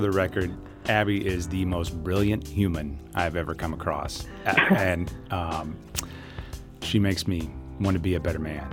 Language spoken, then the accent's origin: English; Southeast Missouri, United States; I grew up in Southeast Missouri